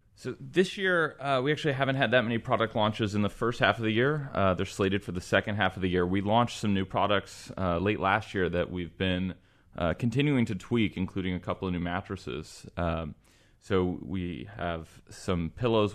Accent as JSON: {"language": "English", "region": "Texas", "country": "United States", "tie": "born or raised there", "said": "I was born and raised in Texas. Went to University of Texas in Austin"}